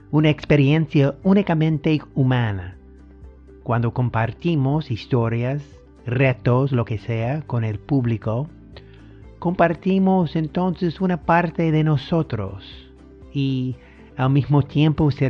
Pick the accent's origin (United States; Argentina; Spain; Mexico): United States; Spanish is a second language; soy el gringo del podcast, pero bueno, sí estoy aprendiendo el español.